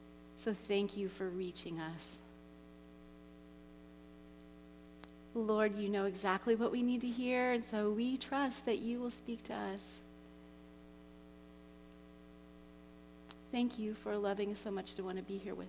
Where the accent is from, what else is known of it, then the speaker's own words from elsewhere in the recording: Cincinnati, Ohio, United States; moved away as an adult; also born or lived in Russia / China; I was born in Cincinnati, just down the road, and I grew up there